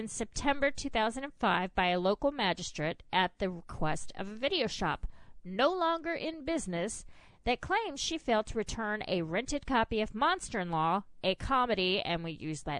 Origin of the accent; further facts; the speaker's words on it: South Carolina, United States; moved away; Oh, and that's from my home state.